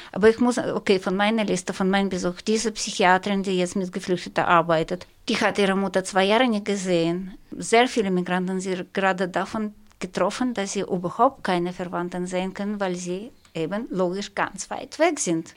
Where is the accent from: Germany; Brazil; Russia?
Russia; moved away; eine äh, Russin